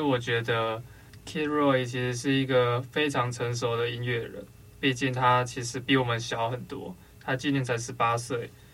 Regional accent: Taiwan; 我们台湾人

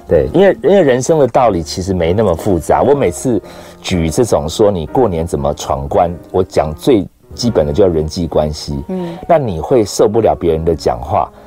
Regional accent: Taiwan; 从小到大，我很确定我就在台湾长大，我没有去过外面

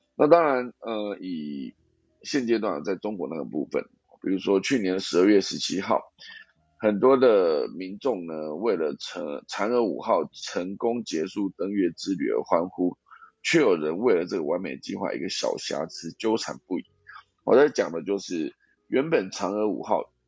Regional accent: Taiwan; 因为我是台湾人，那我在住在台湾这个地方

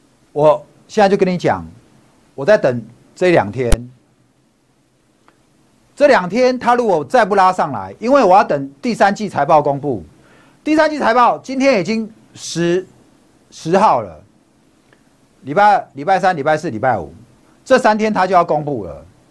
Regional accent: Taipei, Taiwan; also born or lived in Hsinchu; 我是台北长大的，我在台北夜市长大的。好，我从小是夜市人生的生活。我大学去读清大，我就在新竹了。

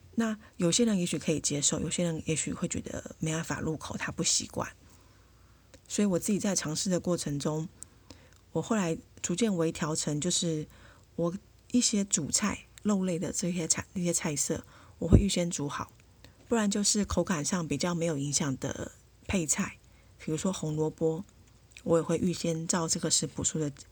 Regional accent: Taiwan; 那像我们台湾人的习惯

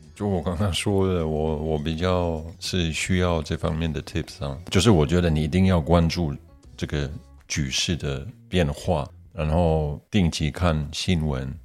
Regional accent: Germany; also born or lived in Poland; 我也是在德国长大的

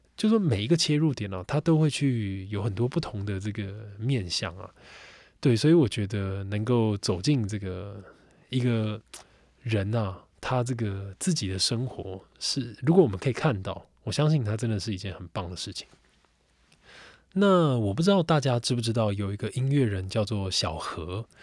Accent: Xinzhuang, New Taipei, Taiwan; 我在新庄长大，那我对新庄好比说南京庄，好比说新庄老街这边，此有功，等等

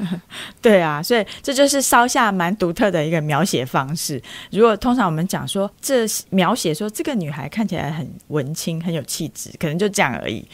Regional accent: Taipei, Taiwan; 我们是成长在台北

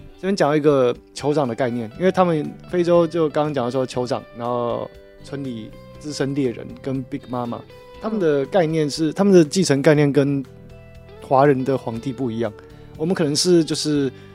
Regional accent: Taiwan; 我们台湾人

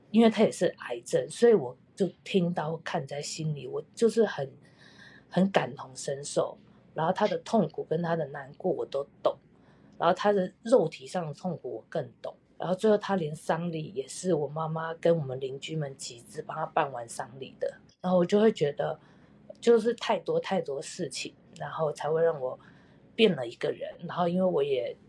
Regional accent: Taiwan; now in Canada; 我回台湾的时候

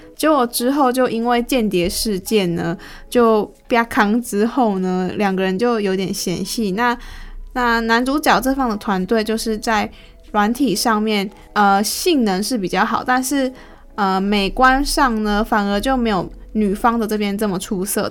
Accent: Taiwan; 作为一个台湾人，我自己都还没有去过野柳

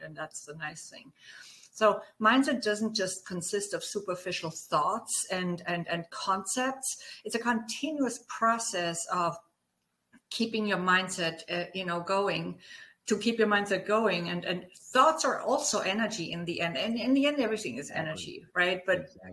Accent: Germany; accent: German; English is a second language; moved away; as my accent may have given away, I'm German. so I grew up on a small farm

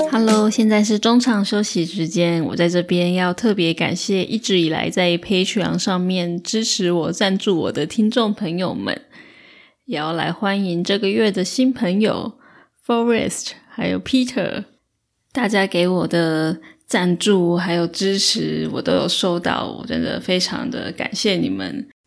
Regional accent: Taiwan; accent: Taiwanese; 我本身是台湾口音、台湾腔

